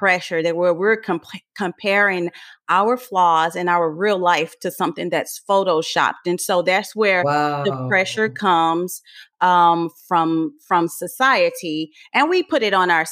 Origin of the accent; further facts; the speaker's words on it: Port Arthur, Texas, United States; moved away; also born or lived in Louisiana / Florida / New York; I am originally from Port Arthur, Texas